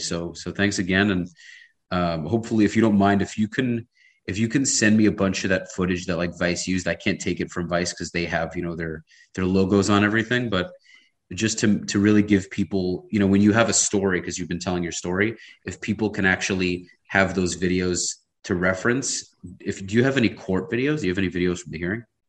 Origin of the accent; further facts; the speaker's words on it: New York City, New York, United States; now in Miami, United States; I'm based in Miami. I grew up in Brooklyn